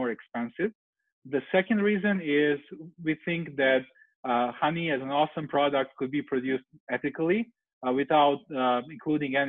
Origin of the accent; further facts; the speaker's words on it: Serbia; moved away as an adult; now in San Francisco, United States; I'm currently in Serbia in my home country where I'm visiting my family